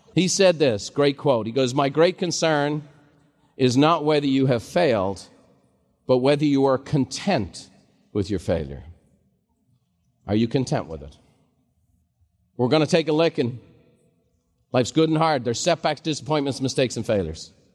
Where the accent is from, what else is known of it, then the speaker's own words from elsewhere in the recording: Ireland; now in United States; growing up in Ireland just as a kid